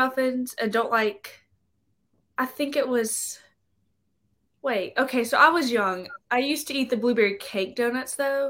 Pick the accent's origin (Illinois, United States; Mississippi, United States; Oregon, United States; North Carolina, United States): Mississippi, United States; Vicksburg; Mm-hmm. I'm from Vicksburg.